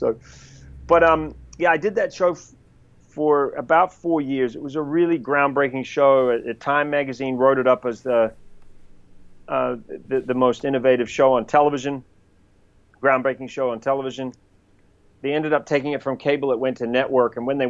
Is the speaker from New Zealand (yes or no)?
yes; New Zealand; accent: New Zealand; now in United States; would we want to have a Kiwi guy on a show? So that was challenging because I had to kind of change my accent to get jobs.